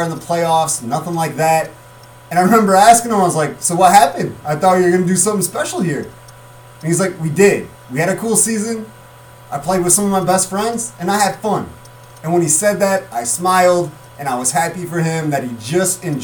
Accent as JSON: {"language": "English", "town": "Mendota", "country": "United States", "tie": "born or raised there", "said": "come back and do sports in this area, my hometown"}